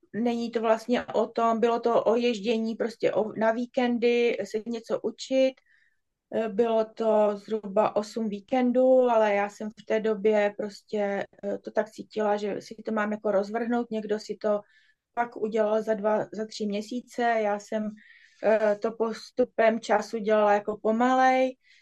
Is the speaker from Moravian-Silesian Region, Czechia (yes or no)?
no; Brno, South Moravian Region, Czechia; jsem z Brna a jsem tantrická masérka